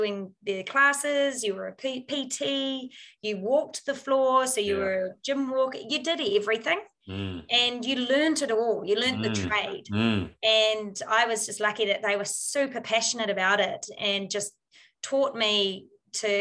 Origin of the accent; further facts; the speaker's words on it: New Zealand; our qualifications as a Kiwi over here over in the US